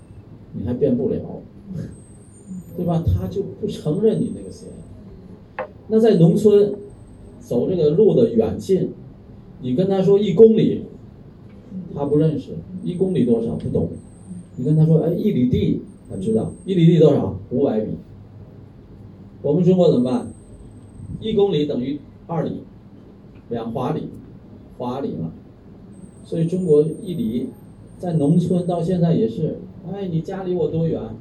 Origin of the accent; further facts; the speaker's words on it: Thailand; Chinese is a second language; 我们有多少泰国人自己都没有看看自己的国家，是吧？去让外国人去看，现在正好外国人不来，我们泰国人自己去看吧，自己去玩吧，对不对？支持我们自己的国家不是很好。